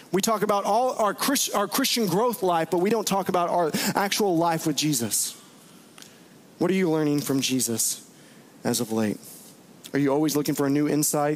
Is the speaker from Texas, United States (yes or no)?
yes; Bowie, Texas, United States; I played a lot of flag football during the summer growing up in Bowie, Texas